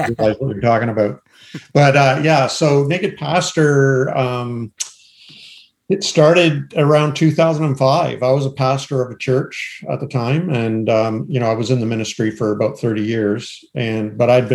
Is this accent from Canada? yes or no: yes; Canada; I'm Canadian.